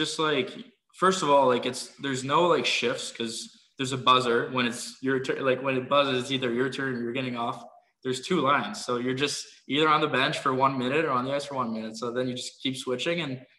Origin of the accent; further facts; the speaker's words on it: Switzerland; also born or lived in Houston, United States; I was born in Houston, but, you know, I stayed there like 5 months, 8 months probably. And then we moved to Switzerland. So, you know, kind of just growing up there.